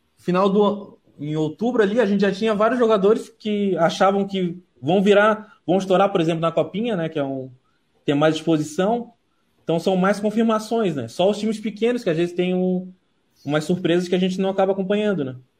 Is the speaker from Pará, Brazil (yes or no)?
no; Santa Catarina, Brazil; como eu sou de Santa Catarina